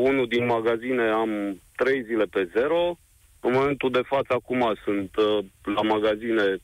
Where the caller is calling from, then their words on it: Brașov, Brașov County, Romania; din Brașov.